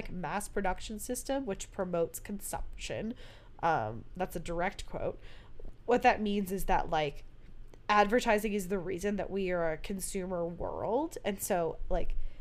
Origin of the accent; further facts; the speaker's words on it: Pennsylvania, United States; Growing up in Pennsylvania